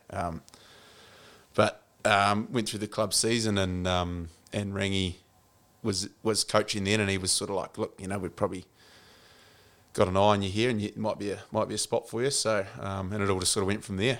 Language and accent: English; Central Otago, New Zealand; moved away as an adult; also born or lived in Bay of Plenty / Tasman; Grew up in, uh, in the Media Toto, Central Otago